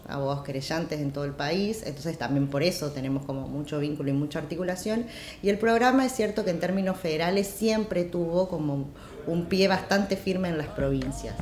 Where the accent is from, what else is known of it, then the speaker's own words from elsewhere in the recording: Jujuy, Argentina; yo soy de Jujuy, vengo de ahí